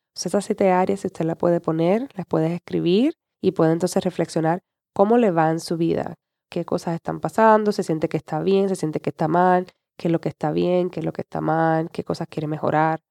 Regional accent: Puerto Rico; also born or lived in San Juan, Puerto Rico; yo vivía en la capital de Puerto Rico, eso era como a 45 minutos de mi pueblo

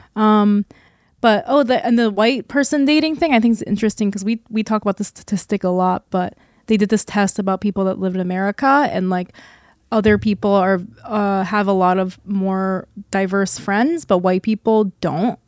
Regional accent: South Korea; now in United States; Living in and growing up in Korea

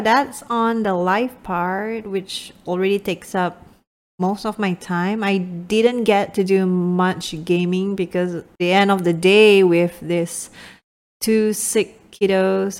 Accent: Malaysia; moved away; I'm speaking from, from my home country, Malaysia

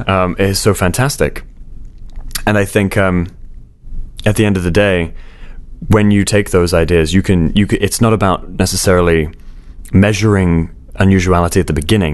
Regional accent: Bournemouth, South West England, United Kingdom; I grew up in Bournemouth on the south coast of England

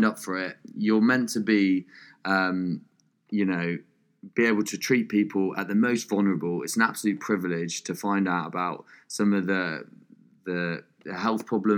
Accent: Norfolk, East of England, United Kingdom; I'm from Norfolk

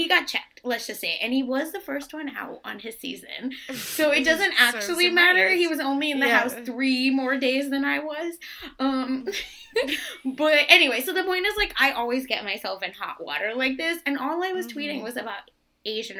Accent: India; I'm from India

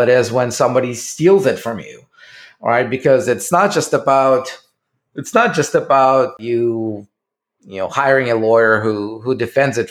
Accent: Russia; moved away as an adult; I was still living in Russia. And you can, I don't know if you can guess it by my accent

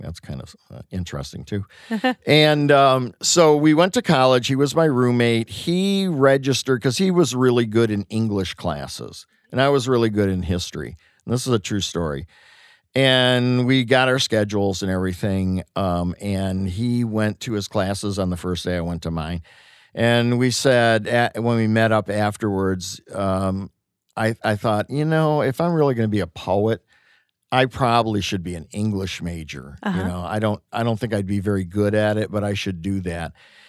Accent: Detroit, Michigan, United States; born there; born on Wayne State's campus in 1953.

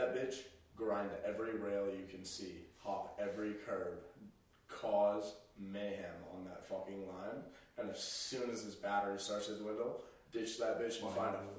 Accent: California, United States; now in Boulder, United States; We're all from California.

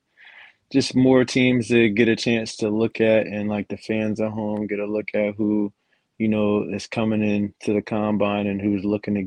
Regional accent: New Jersey, United States; now in North Carolina, United States; I'm from New Jersey, but right now, North Carolina is where I stay at right now.

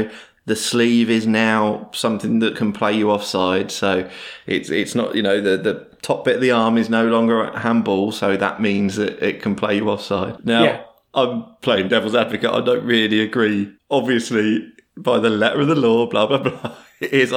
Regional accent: United Kingdom; As a British football viewer

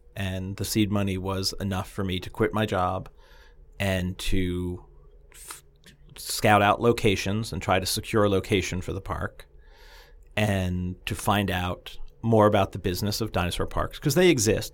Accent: New Jersey, United States; I grew up in North Jersey, just outside of New York City, so I knew the, the area.

